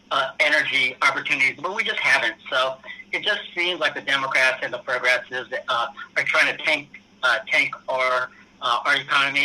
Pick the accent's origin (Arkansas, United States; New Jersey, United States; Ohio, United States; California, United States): California, United States; being a Californian